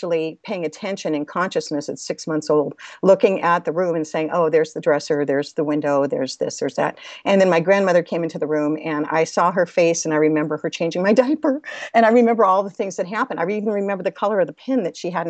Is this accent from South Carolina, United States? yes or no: no; Los Angeles, California, United States; I was born in Los Angeles, California